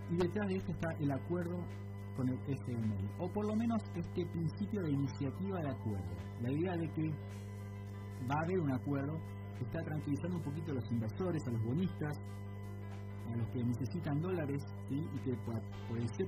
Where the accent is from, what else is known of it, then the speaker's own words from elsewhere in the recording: Argentina; como argentinos